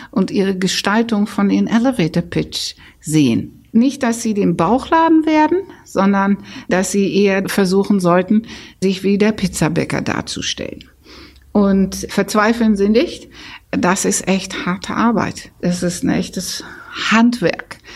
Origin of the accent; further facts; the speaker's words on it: Netherlands; ich bin ja Holländer